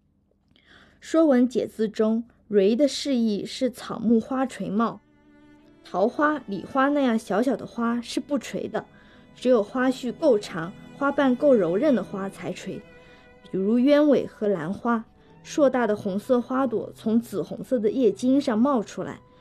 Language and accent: Chinese; Jiangnan, China; 我想起初春时我们江南人爱吃的马兰头，确实在根茎相交处有一些紫色。